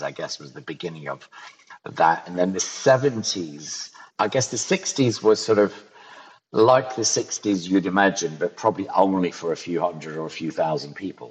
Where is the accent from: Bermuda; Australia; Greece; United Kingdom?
United Kingdom; Ayrshire, Scotland; moved away; also born or lived in London; In Ayrshire, in the southwest of Scotland